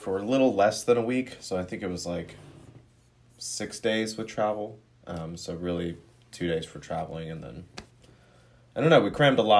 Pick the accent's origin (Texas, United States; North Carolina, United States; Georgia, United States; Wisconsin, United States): Georgia, United States; moved away as an adult; now in Denver, United States; I'm Sophie's brother. … Obviously grew up in Georgia with her, but I went to school at CU Boulder in 2012, so now I live out in Denver with my girlfriend Jessica.